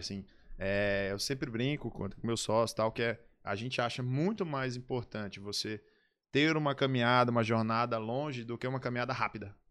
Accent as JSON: {"language": "Portuguese", "town": "São Luís", "region": "Maranhão", "country": "Brazil", "tie": "born or raised there", "also_born_or_lived": "Salvador / Aracaju / Imperatriz", "said": "Nascido e criado em São Luís"}